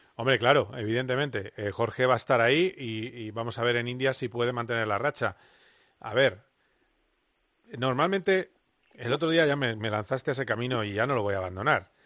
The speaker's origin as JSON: {"language": "Spanish", "country": "Spain", "said": "como buenos españoles"}